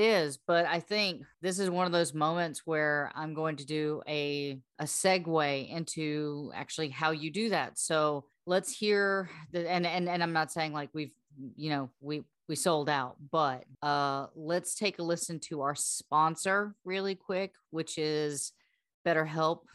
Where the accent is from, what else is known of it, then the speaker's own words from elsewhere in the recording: the South, United States; we're from the South, we were, number two, we're raised on this music